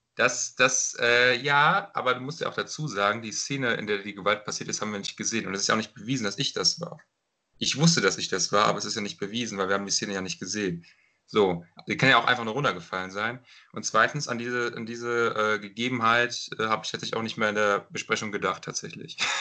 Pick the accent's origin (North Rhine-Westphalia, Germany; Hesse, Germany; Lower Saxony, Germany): Hesse, Germany; Runkel; in meine Heimatstadt in Runkel